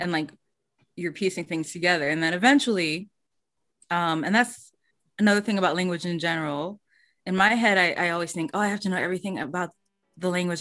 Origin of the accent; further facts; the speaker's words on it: United States; first language English; I wasn't American